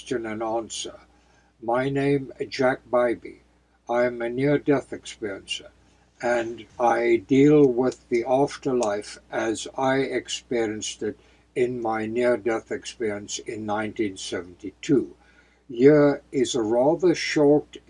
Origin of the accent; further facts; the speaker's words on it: outside of Cape Town, Western Cape, South Africa; close to my hometown, outside of Cape Town